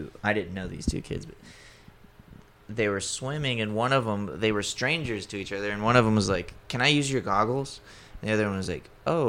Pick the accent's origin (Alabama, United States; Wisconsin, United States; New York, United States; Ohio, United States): Alabama, United States; Gulf Shores; no, I'm from here. And I, she goes, where are you from? Like, Gulf Shores.